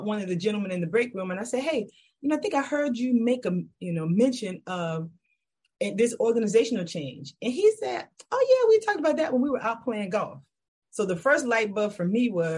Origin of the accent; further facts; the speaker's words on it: Kingstree, South Carolina, United States; now in Charlotte, United States; So I always got to rep my hometown. So I'm originally from King Street, South Carolina